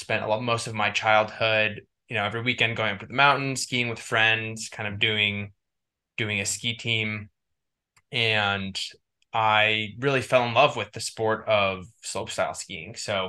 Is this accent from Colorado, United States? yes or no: yes; Boulder, Colorado, United States; now in Salt Lake City, United States; I grew up in Boulder, Colorado, which is, I'm in Salt Lake City, Utah right now.